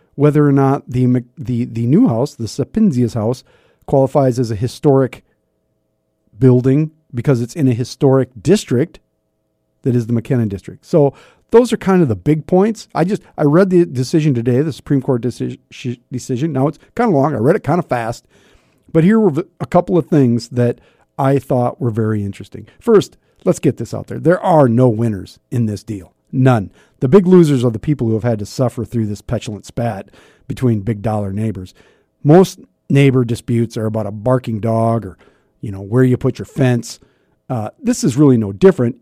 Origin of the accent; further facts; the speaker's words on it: Sioux Falls, South Dakota, United States; growing up in the North End